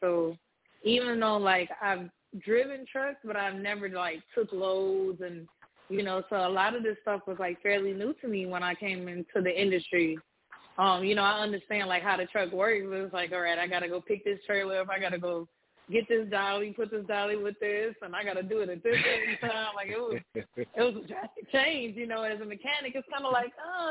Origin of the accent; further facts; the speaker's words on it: Detroit, Michigan, United States; now in New Orleans, United States; I'm originally from Detroit